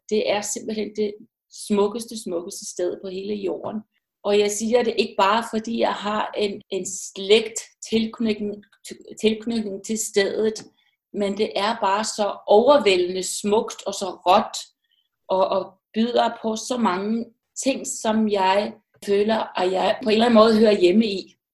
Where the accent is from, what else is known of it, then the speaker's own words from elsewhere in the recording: Iceland; moved away as an adult; also born or lived in Westfjords, Iceland (mother's origin); now in Denmark; Jeg er født i Island, har boet i Island de første 20 år af mit liv, og så flyttede jeg til Danmark har stor tilknytning til Danmark, og det havde jeg allerede, da jeg var barn.